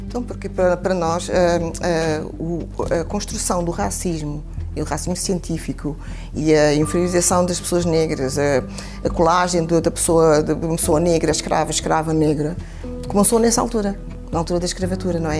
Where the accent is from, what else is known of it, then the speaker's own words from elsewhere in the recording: Portugal; eu sou portuguesa